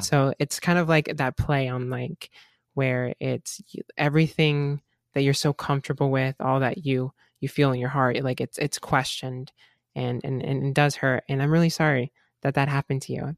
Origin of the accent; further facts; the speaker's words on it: Gainesville, Florida, United States; I'm from Gainesville, Florida. I live, and I've been living in Florida for almost my entire life